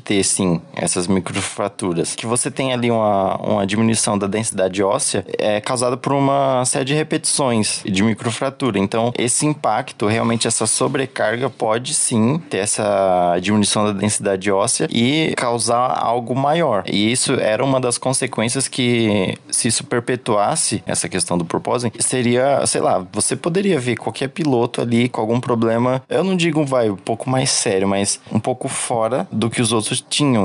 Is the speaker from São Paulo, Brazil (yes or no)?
yes; São Paulo, Brazil; eu sou de São Paulo